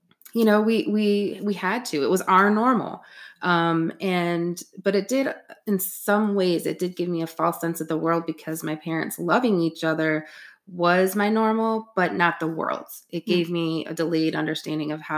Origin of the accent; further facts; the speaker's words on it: West Michigan, United States; also born or lived in New York City; I was actually moving from Brooklyn, Queens, New York City to West Michigan